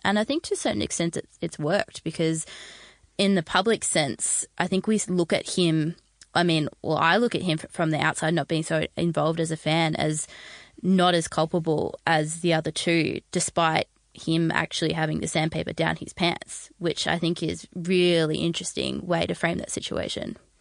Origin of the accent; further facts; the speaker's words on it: Australia; as an Australian